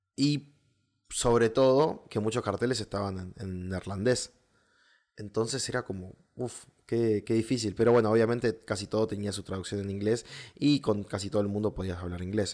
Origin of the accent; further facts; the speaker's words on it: southern Argentina, Argentina; yo soy del sur de Argentina